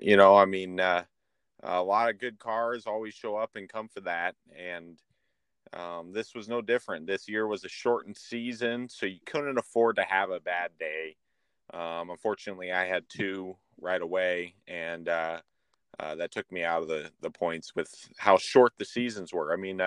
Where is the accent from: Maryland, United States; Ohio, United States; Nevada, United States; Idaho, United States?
Idaho, United States; born there; also born or lived in Florida / Michigan; now in Verona, United States; I was born in Idaho and lived in Florida for 10 years and was up in Michigan for 7 years.